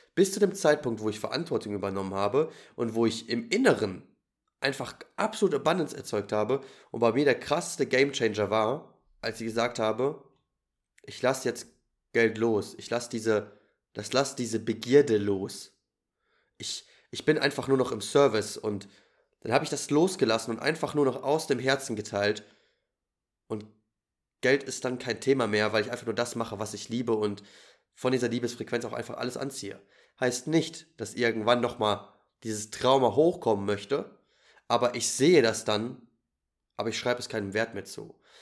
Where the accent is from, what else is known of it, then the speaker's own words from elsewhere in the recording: Germany; ich bin natürlich als Deutscher in Deutschland geboren